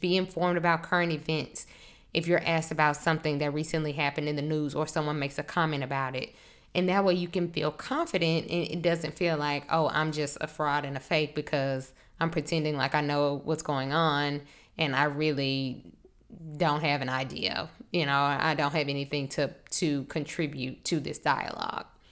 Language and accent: English; Monroe, Louisiana, United States; moved away as an adult; now in New Orleans, United States; I'm from North Louisiana, a small town. I don't know if you're familiar with Monroe, it's kind of close to Shreveport. Um, I, I grew up there